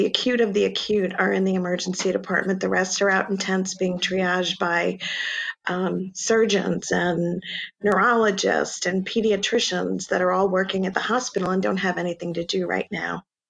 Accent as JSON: {"language": "English", "region": "Rhode Island", "country": "United States", "tie": "born or raised there", "also_born_or_lived": "Bronx / Yonkers", "said": "So New York City, I was actually born in the Bronx and lived in Yonkers for a while, and then I was raised in Rhode Island."}